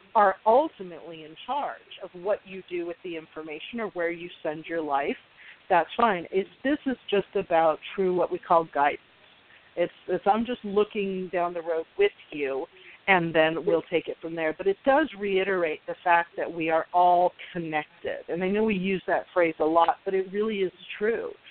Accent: Scottsdale, Arizona, United States; moved away; I grew up in Scottsdale, but our our area code was different back then

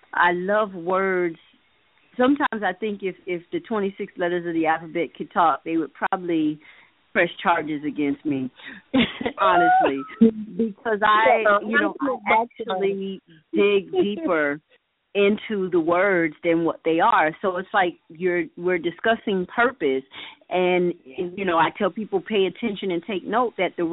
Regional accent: Miami, Florida, United States; I am a Miami native, born and raised in Miami, Florida

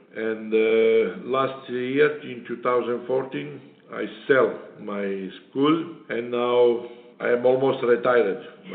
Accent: Sorrento, Campania, Italy; English is a second language; moved away as an adult; also born or lived in Puglia, Italy; now in Anguilla; I born in South Italy, in Puglia. And I'm moving to Sorrento when I was young, until 17.

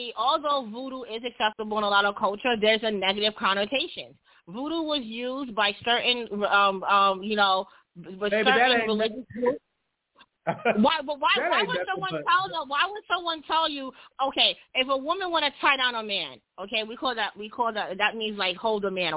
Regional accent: New York, United States; I'm from Brooklyn

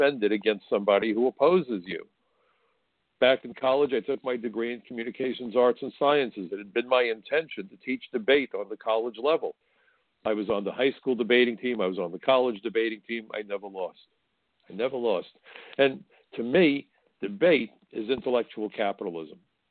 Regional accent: New York City, New York, United States; I'm a New Yorker. I'm a Brooklyn boy

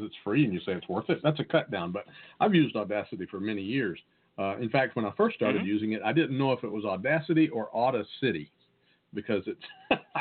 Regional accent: the South, United States; accent: Southern; my great Southern accent

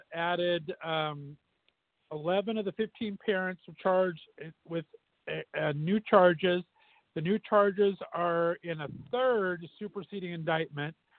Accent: Southern California, United States; now in Las Vegas, United States; I grew up in Southern California, we had the San Gabriel Mountain Range

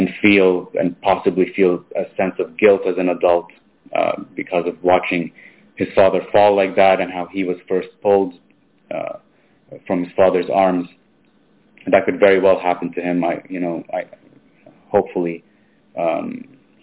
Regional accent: Gaza, Gaza Strip, Palestine; I'm a Christian from Gaza. I was born in Gaza

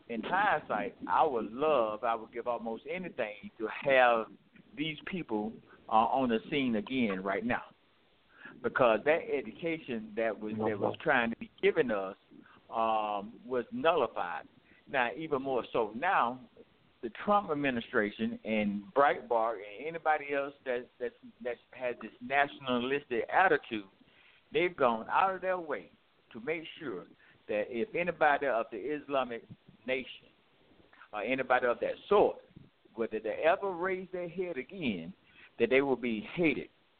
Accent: Southeast, United States; Growing up in the Southeast

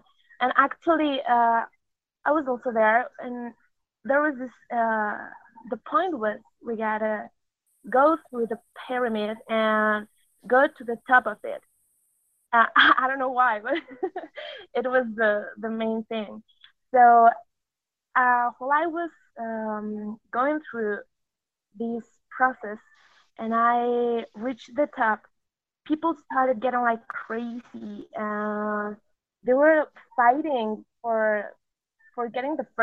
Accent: Mexico; English is a second language; I'm from Mexico. Excuse my English, because I'm not so good at it.

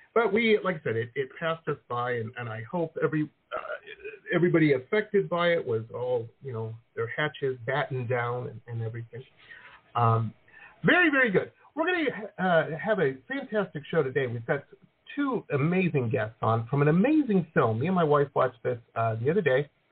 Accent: Detroit, Michigan, United States; moved away as an adult; also born or lived in Boston / San Diego; now in Florida, United States; I grew up in Metro Detroit

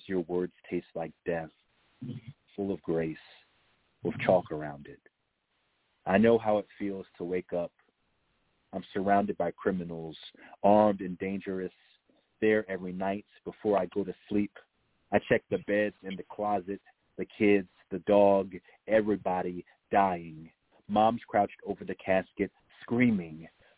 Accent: the South, United States; a black man born and bred in the South

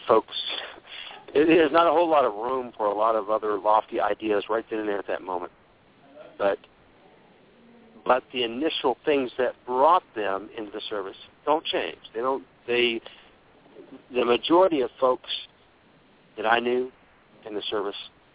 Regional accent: United States; being an American

